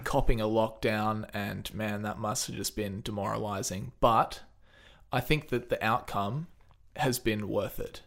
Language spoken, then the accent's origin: English; Australia; It feels pretty awesome because we don't have much coronavirus.